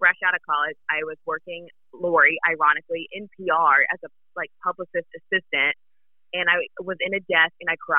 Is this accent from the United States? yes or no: yes; the South, United States; moved away; But I love being from the South. I love being from a small town